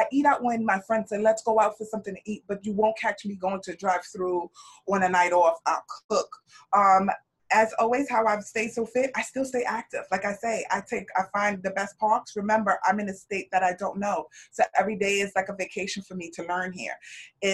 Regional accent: New York, United States; also born or lived in California; I'm from New York. I'm a travel nurse

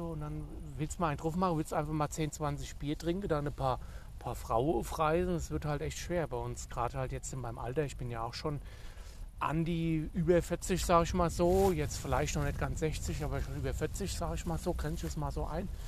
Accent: Hesse, Germany; dann bin ich in meine alte Heimat, ja, nach Nordhesse. Ins nordhessische, friesische Bergland nenne ich es immer.

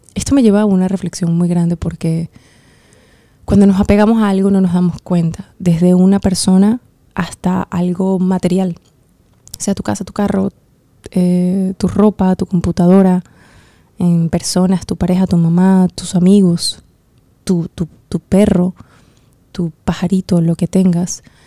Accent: Venezuela; en Venezuela, en mi país

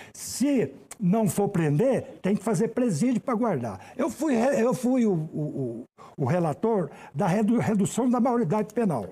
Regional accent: Goiânia, Goiás, Brazil; moved away as an adult; now in Brasília, Brazil; Eu sou goiano de Goiânia. Eu vim para cá com 20 e poucos anos, já estou há quase 40 anos aqui em Brasília

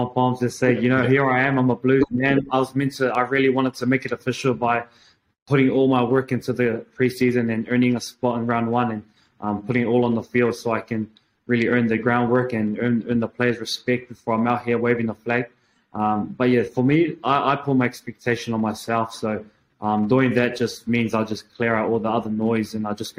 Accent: Auckland, New Zealand; I grew up in Auckland

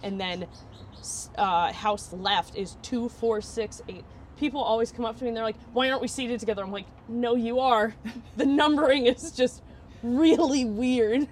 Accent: Vermont, United States; moved away as an adult; now in Florida, United States; I'm from Vermont, and Vermont is beautiful, but in the 22 years I lived there

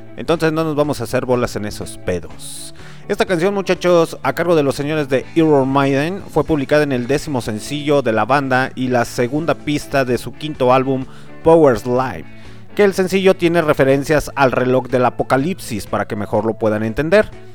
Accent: Mexico; pinches mexicanos que somos

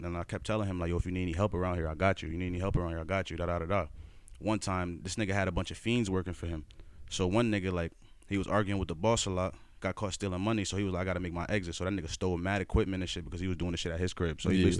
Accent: Norwalk, Connecticut, United States; born there; also born or lived in Bronx / Stamford / Bridgeport / West Haven; I was born in Norwalk. I moved to the Bronx, moved to Stanford, moved to Bridgeport, moved to West Haven, moved to Greenwich, all over the place. Not in that order, though.

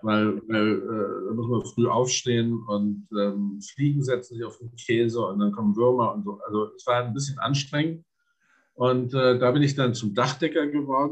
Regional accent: Berlin, Germany; also born or lived in Essen / Kronberg im Taunus; now in Vienna, Austria; Ich bin in Essen geboren, äh, aber da bin ich, bin ich wirklich nur im Kinderwagen spazieren gefahren und äh, dann über Kronberg und Taunus, ähm, dann mit ähm, mit acht Jahren in Berlin gelandet

